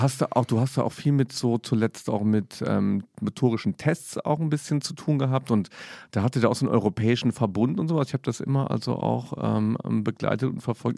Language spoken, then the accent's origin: German; Saarland, Germany; moved away; also born or lived in Cologne; komme ich aus dem Saarland